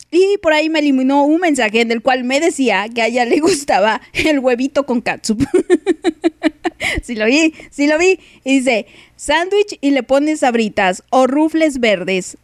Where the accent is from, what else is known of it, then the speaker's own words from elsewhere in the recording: Mexico; como buena mexicana